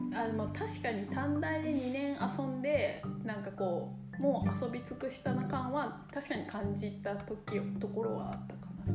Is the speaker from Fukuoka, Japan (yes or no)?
yes; Kurume, Fukuoka, Japan; also born or lived in Yokohama; 生まれたのは横浜なんですけどでももうすぐ久留米に、うん、福岡県久留米市に来るので